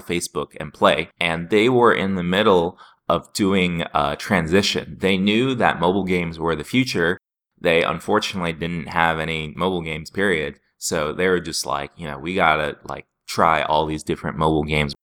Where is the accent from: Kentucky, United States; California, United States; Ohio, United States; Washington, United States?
Washington, United States; Seattle; I was from Seattle